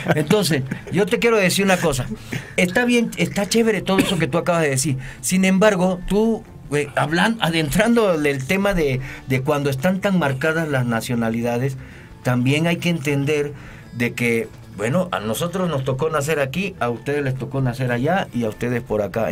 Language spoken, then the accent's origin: Spanish; Panama; now in Mexico; soy de Panamá